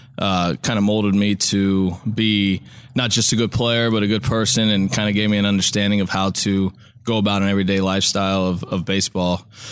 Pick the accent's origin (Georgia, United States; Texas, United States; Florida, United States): Florida, United States; Pinellas Park; So I grew up in the Boys and Girls Club in Pinellas Park